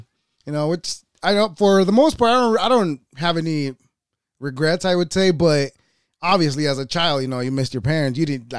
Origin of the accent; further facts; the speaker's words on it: El Salvador; I was born in El Salvador.